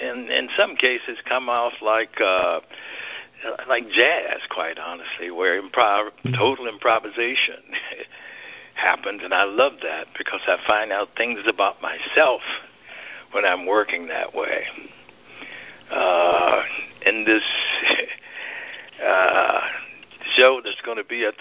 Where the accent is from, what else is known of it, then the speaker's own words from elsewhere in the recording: Birmingham, Alabama, United States; moved away; the Birmingham Museum of Art. That's my hometown